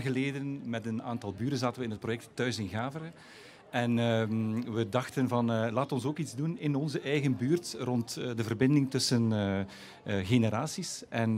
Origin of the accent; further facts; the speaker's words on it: West Flanders, Belgium; now in Dikkelvenne, Belgium; Ik als inwijkeling, als West-Vlaming